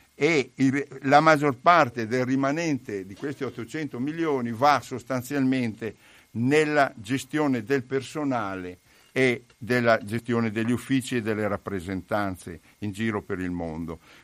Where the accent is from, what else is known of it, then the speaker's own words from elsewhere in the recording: Pieve di Soligo, Veneto, Italy; moved away as an adult; also born or lived in Lombardy; Io sono di Pieve di Soligo, sono nato lì, ecco, ci ho vissuto fino a trent'anni